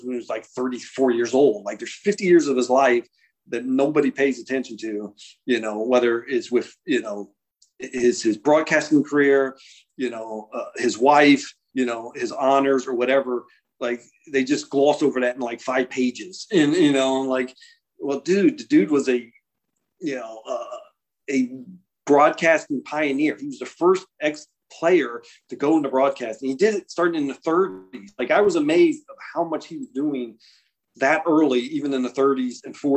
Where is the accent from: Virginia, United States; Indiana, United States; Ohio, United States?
Ohio, United States; I grew up in Ohio